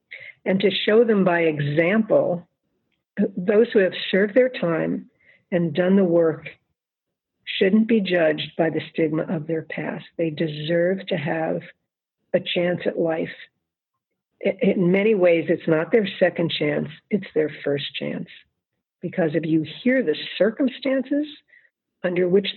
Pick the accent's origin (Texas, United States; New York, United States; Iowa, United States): New York, United States; Long Island; also born or lived in Bronx, New York / Queens, New York; I was born in the Bronx. Mm-hmm. We moved to Queens. And then when I was in third grade, we moved to Long Island, to the North Shore of Long Island.